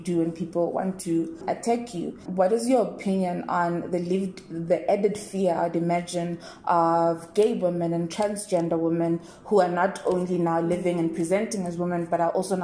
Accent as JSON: {"language": "English", "country": "South Africa", "said": "how we treat the community as South African people"}